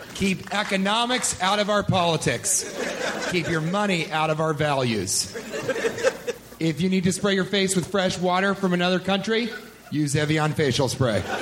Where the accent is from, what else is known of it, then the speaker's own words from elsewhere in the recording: Colorado, United States; I grew up in Colorado, in the plains of Colorado